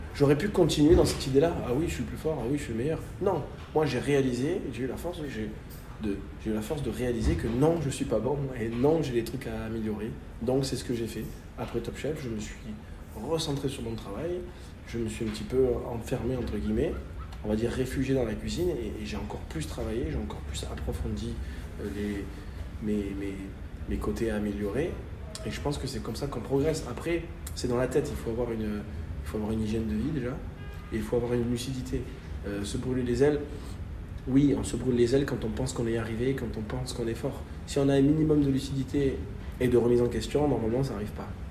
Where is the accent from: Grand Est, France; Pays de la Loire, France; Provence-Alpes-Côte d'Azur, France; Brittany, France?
Provence-Alpes-Côte d'Azur, France; Marseille; moi, en tant que Marseillais